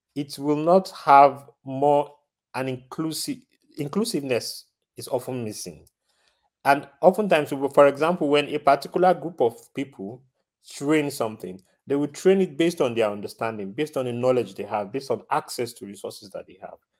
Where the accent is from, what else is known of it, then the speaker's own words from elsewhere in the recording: Nigeria; now in Rotterdam, Netherlands; I'm originally from Nigeria. I'm currently living in the Netherlands, Rotterdam to be specific